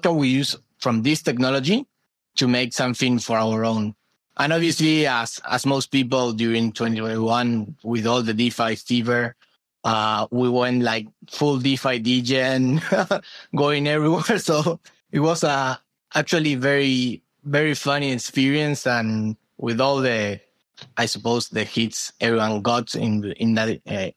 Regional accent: Argentina; during 2020 on quarantine in Argentina, I'm from Argentina

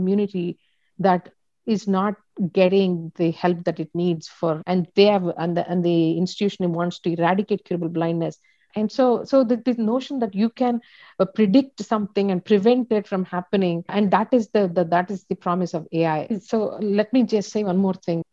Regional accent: India; I'm from India.

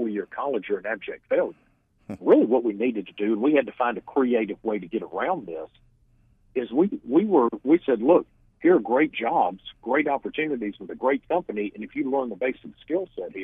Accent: Georgia, United States; born or raised there

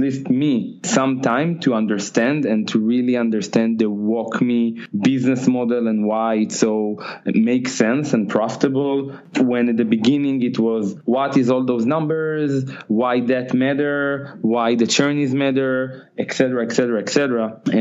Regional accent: Tel Aviv, Tel Aviv District, Israel; I'm from Israel, from Tel Aviv.

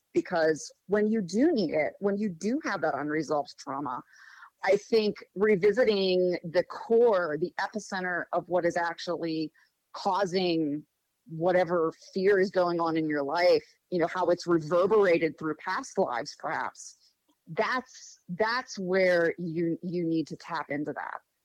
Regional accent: Pittsburgh, Pennsylvania, United States; moved away as an adult; now in Morgantown, United States; I uh, grew up in Pittsburgh, Pennsylvania. Spent my whole life there until about uh, 11 years ago when my husband and I moved to Morgantown, West Virginia

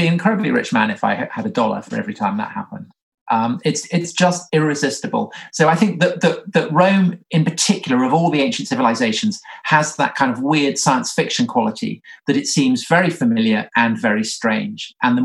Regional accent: England, United Kingdom; accent: English; from my accent, I'm English

